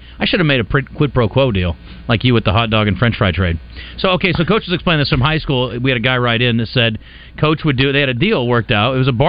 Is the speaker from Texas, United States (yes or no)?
no; Iowa, United States; and I'm from Iowa. I mean, we are the corn mecca of Earth.